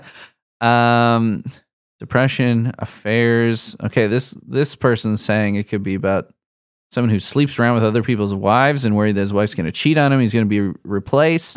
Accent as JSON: {"language": "English", "town": "Chicago", "region": "Illinois", "country": "United States", "tie": "born or raised there", "moved": "yes", "said": "He grew up in Chicago with me. I'm from Chicago originally"}